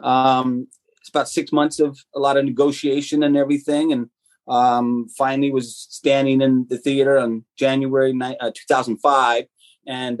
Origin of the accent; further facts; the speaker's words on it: Colorado Springs, Colorado, United States; also born or lived in Tucson, Arizona; My dad was in the military, so we moved to his final station in Colorado Springs, Colorado, and that's where I grew up.